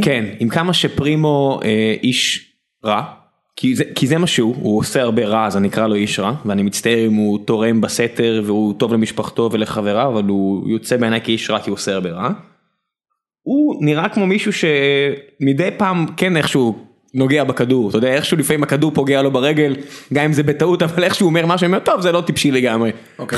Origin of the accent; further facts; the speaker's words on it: Beersheba, Southern District, Israel; גדלתי לידו בבאר שבע